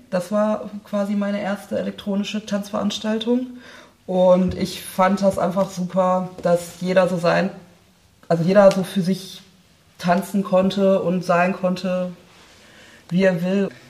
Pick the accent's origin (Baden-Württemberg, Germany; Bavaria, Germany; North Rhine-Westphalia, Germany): North Rhine-Westphalia, Germany; Oberhausen; ich komme ja ursprünglich aus Oberhausen